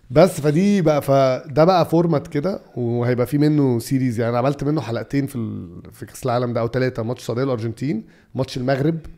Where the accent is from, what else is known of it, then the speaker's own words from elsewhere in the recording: Egypt; اصل احنا عندنا في مصر نفس الكلام ده التفاؤل والتشاؤم ده في الكوره